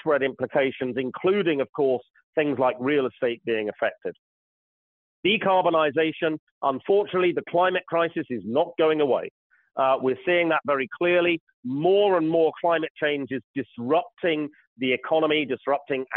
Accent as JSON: {"language": "English", "country": "United Kingdom", "said": "I'm British"}